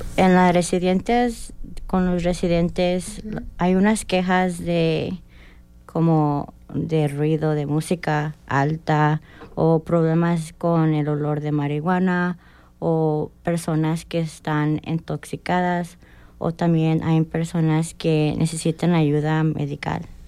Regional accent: Indianapolis, Indiana, United States; moved away as an adult; also born or lived in California; now in Bloomington, United States; Yo soy de Indianápolis, pero nací en California. Desde los ocho años me moví a Indianápolis y, de estuve desde hasta hoy

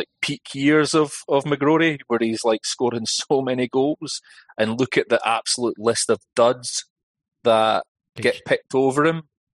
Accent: Scotland, United Kingdom; I identify as being Scottish.

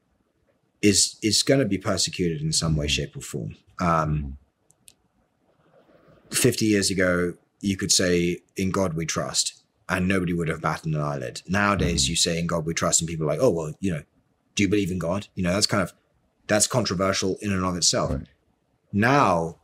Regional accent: United Kingdom; as a European, as somebody who's grew up in Europe, or grew up in the UK

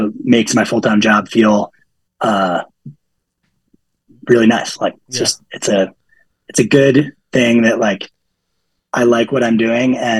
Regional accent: Hanover, New Hampshire, United States; growing up in Hanover, New Hampshire

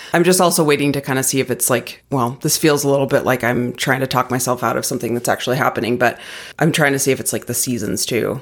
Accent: Arizona, United States; now in Colorado, United States; growing up in Arizona, we had zero seasons

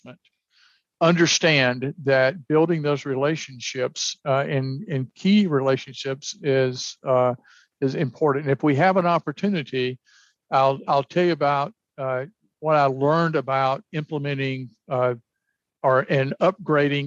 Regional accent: the South, United States; I was raised in the South

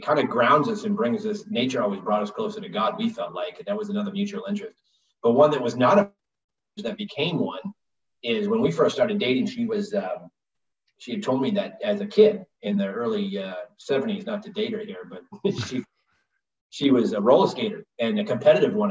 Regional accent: Northeast, United States; I'm from the Northeast, so I'd been on hockey skates

